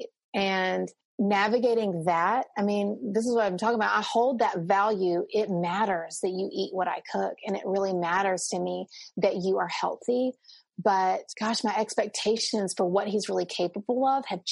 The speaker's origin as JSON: {"language": "English", "region": "the South", "country": "United States", "said": "I'm Southerner, so we say ma'am and sir"}